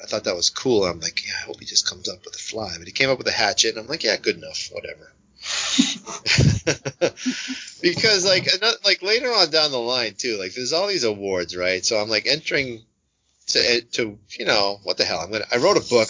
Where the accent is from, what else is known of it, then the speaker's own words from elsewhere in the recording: Tilton, New Hampshire, United States; also born or lived in South Carolina / New Jersey; now in Massachusetts, United States; I was born in South Carolina. I moved to New Jersey uh, from '67 to '71, and then I moved to that house. It's in Tilton, New Hampshire